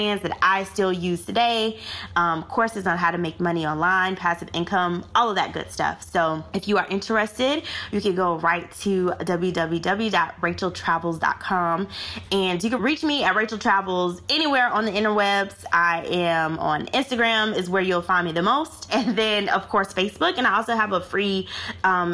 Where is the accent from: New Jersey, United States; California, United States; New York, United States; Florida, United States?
Florida, United States; now in South Africa; I'm originally from Florida